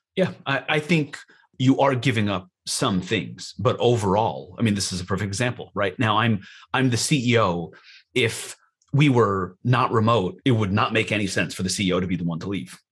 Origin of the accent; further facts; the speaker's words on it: New York, United States; moved away; we're from New York